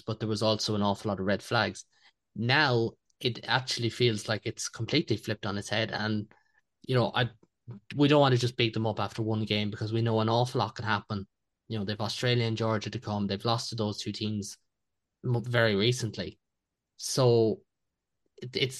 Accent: Ireland; as an Irish person

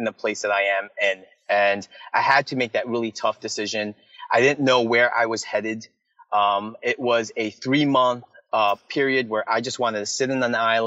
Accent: United States; people who look at me as an American

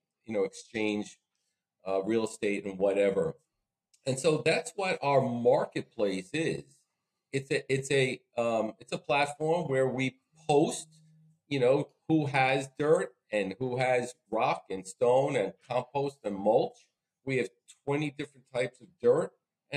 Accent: Metro New York area, United States; also born or lived in Staten Island; I grew up here in the Metro New York area

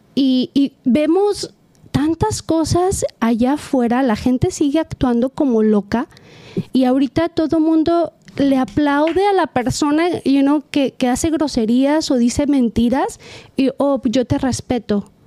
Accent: Mexico; also born or lived in California; now in Costa Mesa, United States; yo soy mexicana y yo tengo mis valores y mi cultura bien grabada

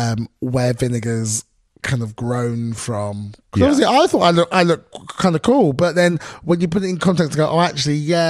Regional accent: London, United Kingdom; accent: thick London; in my thickest London accent

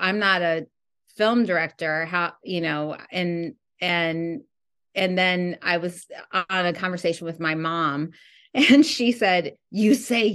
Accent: Midwest, United States; moved away as an adult; also born or lived in New York; now in Los Angeles, United States; I'm from the Midwest, and then I went and got my education in New York, and then now I'm out here filmmaking

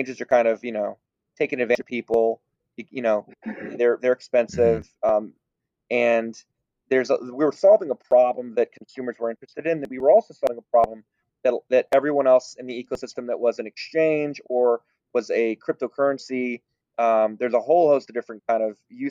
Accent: Texas, United States; Now, I was born in Texas. I'm a proud American, and I was born here

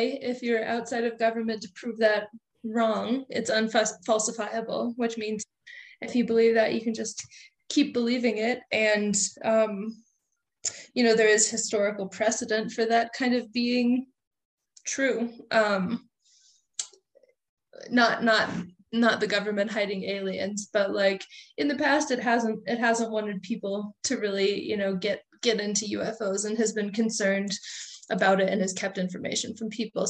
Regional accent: Colorado, United States; my home state of Colorado

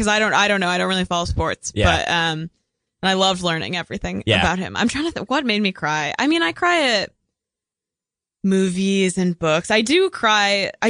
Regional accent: Chicago, Illinois, United States; moved away; I'm from Chicago and I used to live in the city.

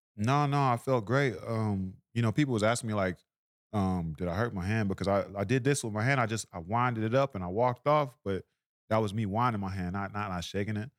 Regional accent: Tulsa, Oklahoma, United States; I'm from Oklahoma

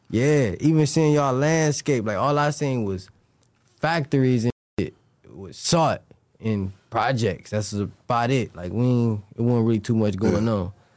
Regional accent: Cleveland, Ohio, United States; I'm from Cleveland, Ohio

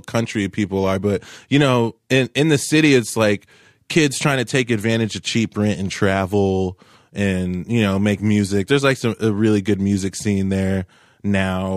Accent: Tulsa, Oklahoma, United States; also born or lived in Cleveland, Ohio; I was born in Cleveland, Ohio, but I moved to Tulsa at a very young age in all my formidable years

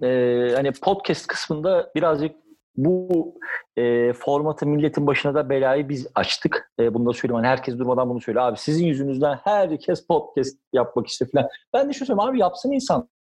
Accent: Kınalıada, Istanbul, Turkey; benim de bütün çocukluğum yayamın evinde Kınalı'da geçti

